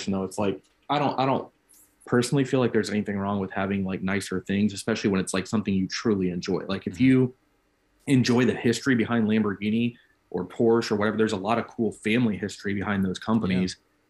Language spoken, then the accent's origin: English; Illinois, United States; I grew up in Central Illinois.